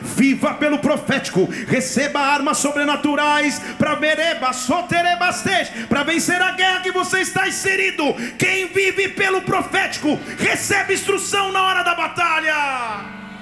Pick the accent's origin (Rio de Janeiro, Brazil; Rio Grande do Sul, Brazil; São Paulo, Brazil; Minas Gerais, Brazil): Minas Gerais, Brazil; Barbacena; Na minha infância, lá em Barbacena